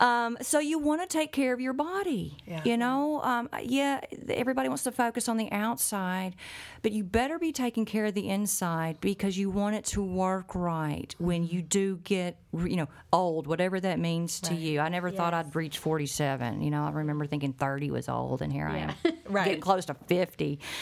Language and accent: English; Ireland; I'm Irish.